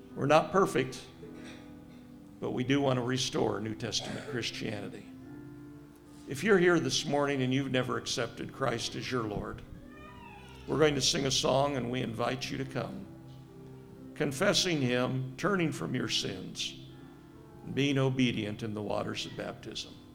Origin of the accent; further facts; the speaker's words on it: Cincinnati, Ohio, United States; also born or lived in Southern California; Cincinnati area